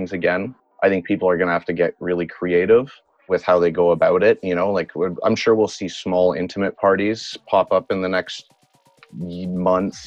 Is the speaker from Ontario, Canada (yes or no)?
no; Montreal, Quebec, Canada; moved away as an adult; now in Vancouver, Canada; I grew up in Quebec in Montreal